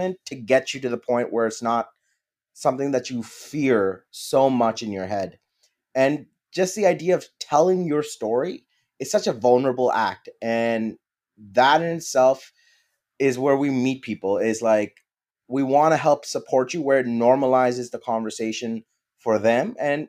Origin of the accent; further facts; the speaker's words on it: Pakistan; English is a second language; moved away; being a Pakistani immigrant